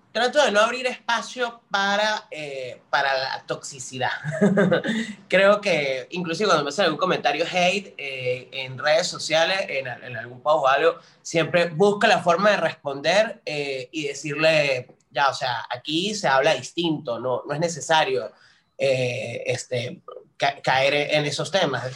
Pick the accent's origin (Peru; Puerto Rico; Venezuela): Venezuela; San Cristóbal, Táchira; moved away as an adult; now in Buenos Aires, Argentina; Yo soy de San Cristóbal, estado Táchira, o sea, la capital del Táchira, este, viví ahí casi 22 años de mi vida